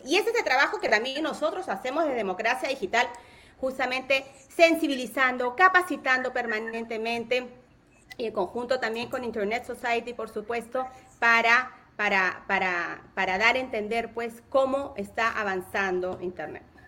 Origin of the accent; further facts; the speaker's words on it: Peru; Soy peruana, peruanísima